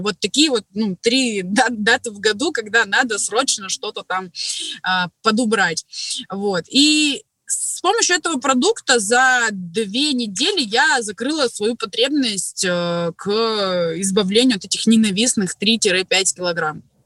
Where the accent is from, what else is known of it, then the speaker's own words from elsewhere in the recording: Krasnoyarsk, Krasnoyarsk Krai, Russia; Работала администратором в автосалоне у себя в городе. Я из Красноярска, кстати, из Сибири